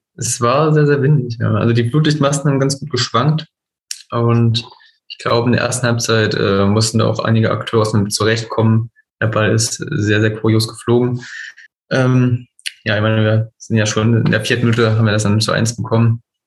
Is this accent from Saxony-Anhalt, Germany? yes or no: yes; Teuchern, Saxony-Anhalt, Germany; also born or lived in Hohenmölsen; ich bin auch in Mörsen geboren und in Teuern aufgewachsen. Das ist beides so 10, 15 Kilometern äh, im Dunstkreis von Zeitz.